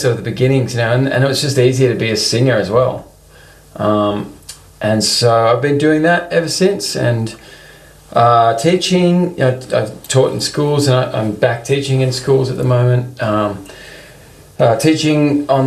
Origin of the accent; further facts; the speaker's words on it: Melbourne, Victoria, Australia; also born or lived in London; originally from Melbourne, Australia, and have been, you know, spent the majority of my life living here